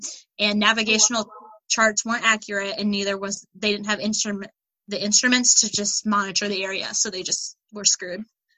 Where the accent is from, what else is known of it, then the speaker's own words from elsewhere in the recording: Michigan, United States; I'm from Michigan.